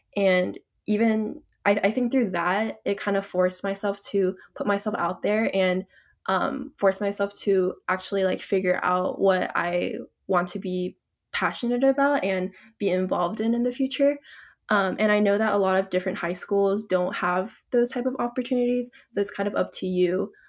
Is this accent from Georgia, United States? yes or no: yes; Georgia, United States; moved away as an adult; I was actually born and raised in Georgia all my life.